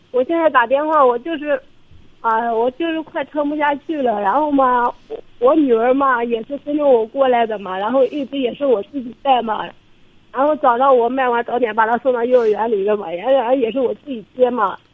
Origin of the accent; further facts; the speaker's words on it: Suzhou, Jiangsu, China; 我是江苏苏州这里